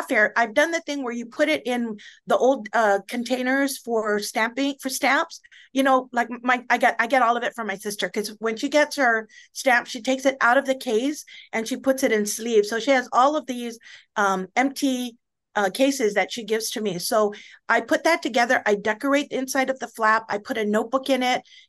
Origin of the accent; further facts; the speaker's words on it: Guam; I was from Guam